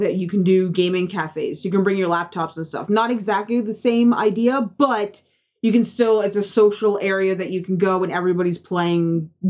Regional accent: United States; moved away; See, when I was a kid, so I grew up in the States

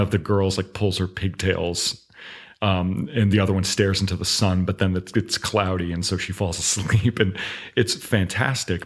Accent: Augusta, Georgia, United States; moved away as an adult; also born or lived in Los Angeles, California; now in Florida, United States; I grew up in Augusta, Georgia

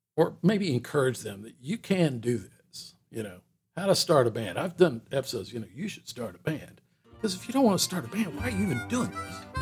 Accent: Atlanta, Georgia, United States; moved away as an adult; growing up in Atlanta, Atlanta grew up around me

